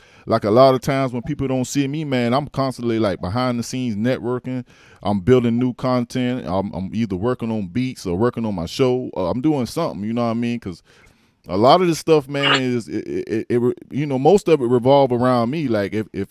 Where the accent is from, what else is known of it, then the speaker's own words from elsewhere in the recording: Allendale, South Carolina, United States; I'm from Allendale